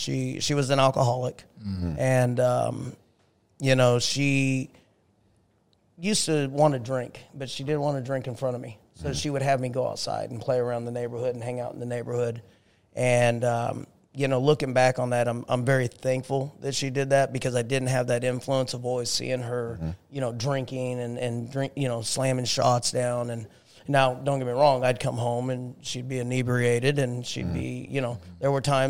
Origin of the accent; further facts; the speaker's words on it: Lawrence, Kansas, United States; So Lawrence, Kansas, small community, home of the KU Jayhawks.